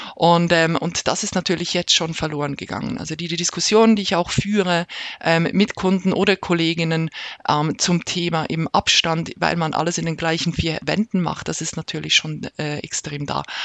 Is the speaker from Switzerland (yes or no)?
yes; Switzerland; bei uns in der Schweiz